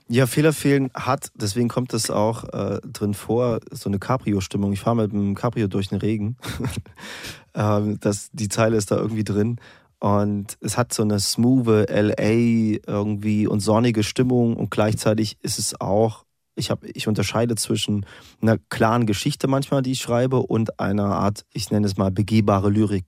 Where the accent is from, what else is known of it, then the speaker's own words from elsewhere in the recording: East Germany, Germany; weil ich bin so quasi im Osten aufgewachsen